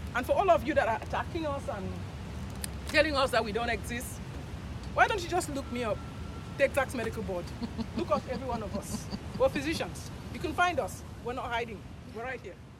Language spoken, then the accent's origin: English; Cameroon; moved away as an adult; also born or lived in Nigeria; now in Houston, United States; I'm, I'm from Cameroon originally, and I went to medical school in Nigeria